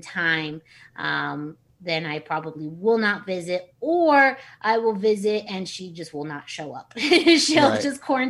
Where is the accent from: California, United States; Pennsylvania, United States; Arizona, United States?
Arizona, United States; Yuma; now in Tucson, United States; when I was growing up in Yuma.